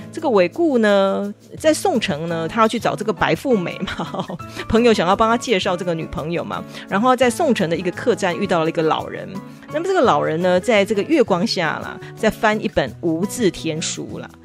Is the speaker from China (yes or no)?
no; Taiwan; 我们台湾人